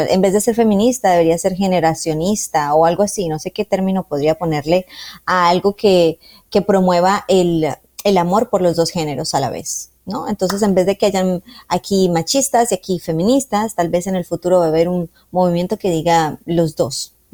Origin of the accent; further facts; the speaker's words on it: Colombia; Yo soy una mujer colombiana